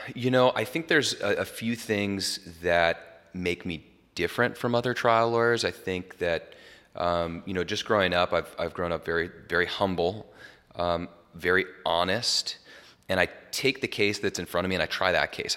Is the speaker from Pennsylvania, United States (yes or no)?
no; Jackson, Wyoming, United States; now in California, United States; I'm from Jackson Hole originally